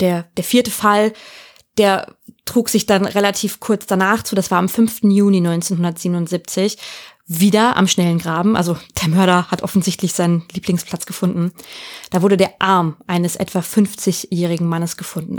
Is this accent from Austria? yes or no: no; Hanover, Lower Saxony, Germany; nach Hannover, meiner Heimat